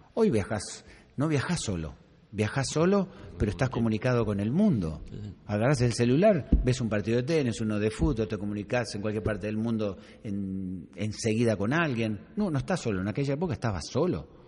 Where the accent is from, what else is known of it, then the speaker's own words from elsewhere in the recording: Argentina; soy francés, pero viví cinco años en, en tu país